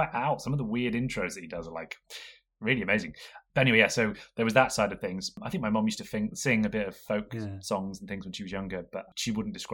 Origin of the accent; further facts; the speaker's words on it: Rochester, South East England, United Kingdom; So I grew up in Kent, in Rochester in Kent, in the Medway Towns.